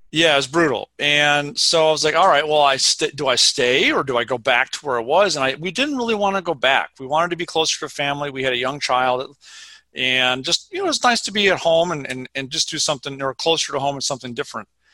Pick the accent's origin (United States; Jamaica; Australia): United States; Minnesota; moved away as an adult; also born or lived in Vermont; now in Madison, United States; I grew up in Minnesota